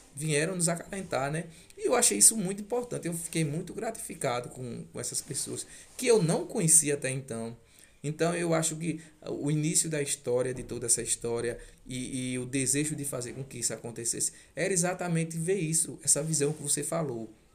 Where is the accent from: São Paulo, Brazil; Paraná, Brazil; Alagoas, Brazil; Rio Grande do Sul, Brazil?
Alagoas, Brazil; Jacuípe; moved away as an adult; now in Toritama, Brazil; Eu sou alagoano, sou da cidade de Jacuípe, Alagoas, a qual tenho um orgulho imenso de ser de lá.